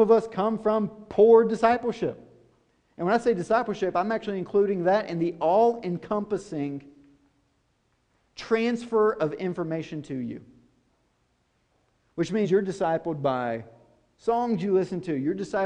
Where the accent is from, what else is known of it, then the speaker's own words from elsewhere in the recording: White House, Tennessee, United States; I'm from White House, Tennessee, rural